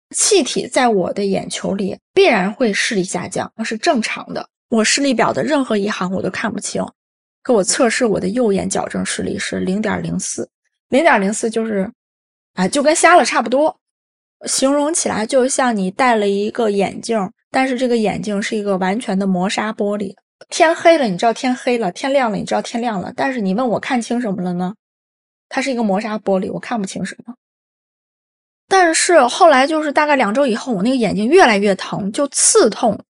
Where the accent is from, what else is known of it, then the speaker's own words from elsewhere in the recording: Xingtai, Hebei, China; also born or lived in Hong Kong; now in Beijing, China; 现在三十九岁，我来自河北省邢台市